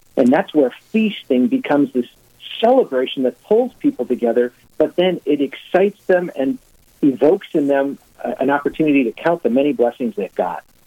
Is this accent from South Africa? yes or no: no; Cumberland, Wisconsin, United States; born and raised in Cumberland, Wisconsin.